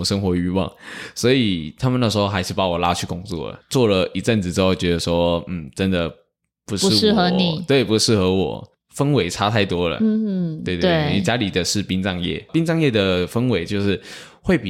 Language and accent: Chinese; Tainan, Taiwan; 对，我是台南人